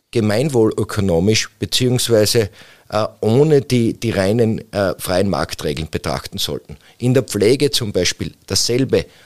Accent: Styria, Austria; Ich komme aus dem Bezirk Mura

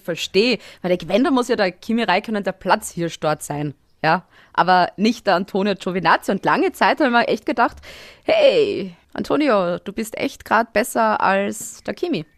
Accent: Styria, Austria; moved away as an adult; now in Vienna, Austria; Ich bin Steirerin in Wien und ich wohne neben dem Red Bull Ring eigentlich. Also das sind meine Roots her

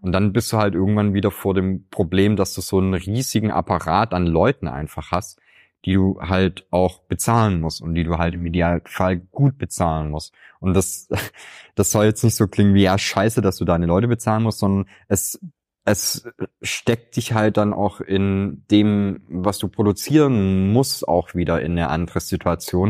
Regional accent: Swabia, Germany; Ich könnte dir als Schwabe

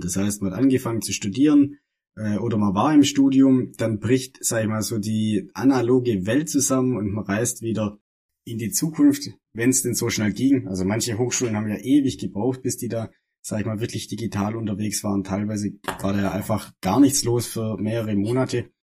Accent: das Ländle, Baden-Württemberg, Germany; wir sind beide aus dem Ländle, also aus dem Süden Deutschlands, aus dem, aus dem wahren Süden Deutschlands

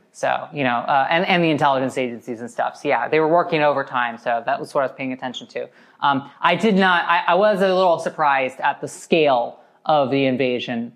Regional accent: United States; as an American

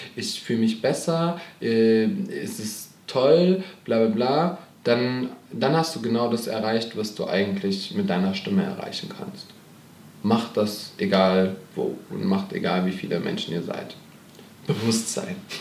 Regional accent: Germany; aus Deutschland.

